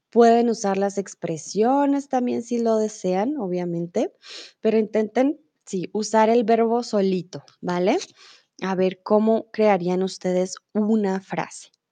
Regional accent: Colombia; also born or lived in Mexico; now in Germany; yo soy de Colombia, vivo comúnmente en Alemania y ahora estoy en México

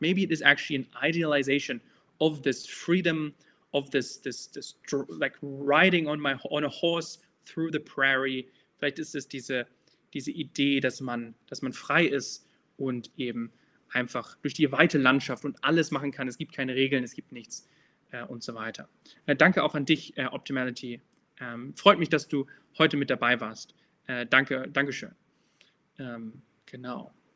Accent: Germany; moved away; also born or lived in United States; ich komme äh, ursprünglich aus Deutschland. Ich bin in Deutschland geboren. So I've lived in the United States for quite a while, but I'm, I was born in Germany

